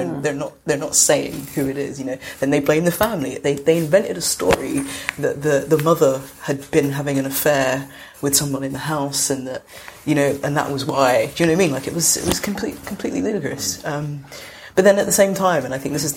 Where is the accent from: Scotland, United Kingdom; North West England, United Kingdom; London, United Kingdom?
London, United Kingdom; I grew up in South London